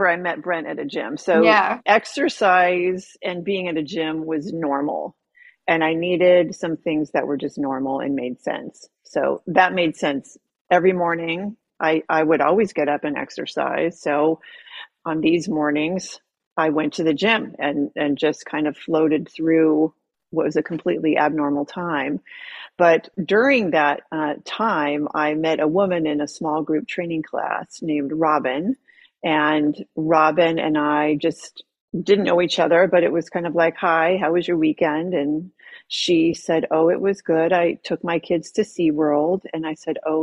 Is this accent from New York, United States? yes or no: no; San Diego, California, United States; moved away as an adult; I grew up here in San Diego, and then I moved away for 15, 18 years